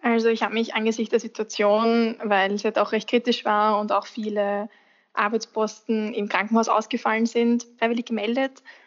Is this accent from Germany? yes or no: no; Austria; bei uns in Österreich